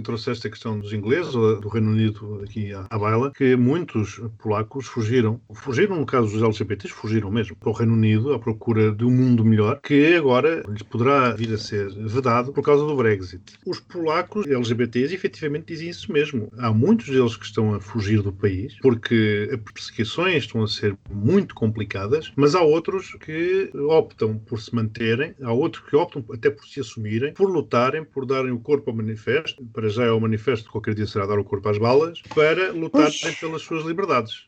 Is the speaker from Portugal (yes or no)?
yes; Portugal